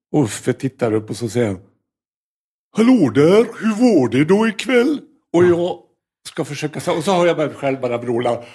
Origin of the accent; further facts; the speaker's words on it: Norrland, Sweden; moved away; also born or lived in United States / Sollentuna; som norrlänning